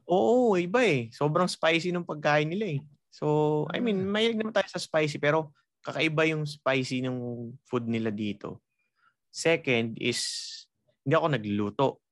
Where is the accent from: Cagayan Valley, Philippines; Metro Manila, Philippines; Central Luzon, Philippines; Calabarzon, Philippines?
Calabarzon, Philippines; Rizal; tubong Rizal ako